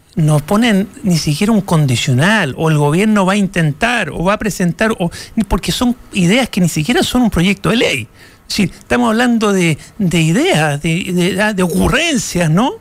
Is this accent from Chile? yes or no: yes; Chile; nos merecemos un momento de grandeza como sociedad chilena